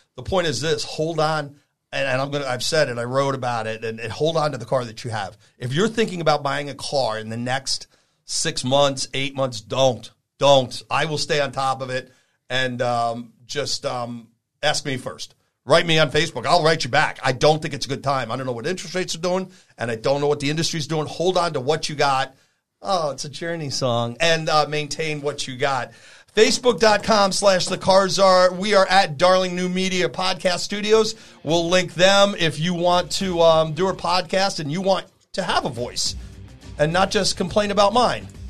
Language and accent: English; New York, United States; also born or lived in Vermont; now in California, United States; I'm from New York